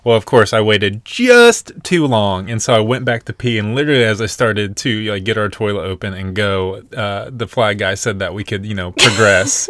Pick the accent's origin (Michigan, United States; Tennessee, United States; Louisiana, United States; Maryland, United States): Tennessee, United States; Nashville; moved away; we are originally from born and raised in Nashville, Tennessee